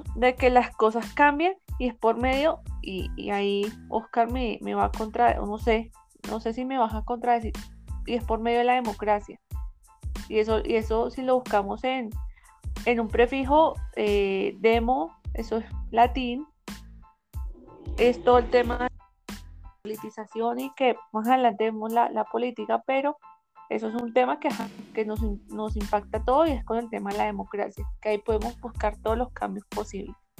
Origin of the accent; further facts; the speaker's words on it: Colombia; los colombianos, las ciudadanas, los ciudadanos votamos